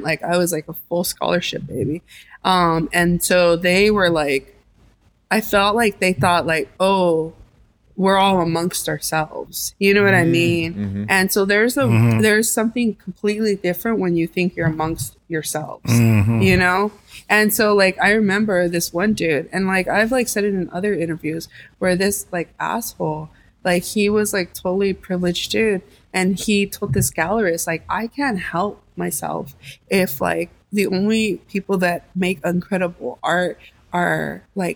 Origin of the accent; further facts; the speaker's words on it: Los Angeles, California, United States; also born or lived in New York; I was from LA. I was born and raised in Boyle Heights, and then, you know, also East